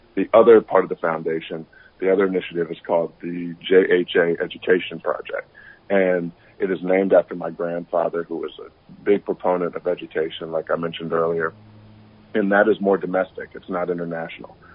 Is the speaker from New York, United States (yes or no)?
no; Atlanta, Georgia, United States; I was born and raised in Atlanta, Georgia